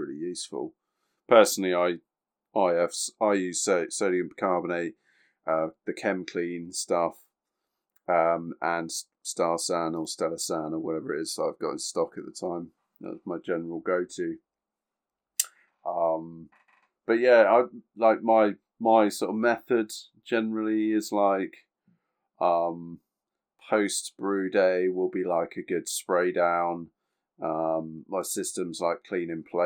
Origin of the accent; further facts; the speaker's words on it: United Kingdom; We are British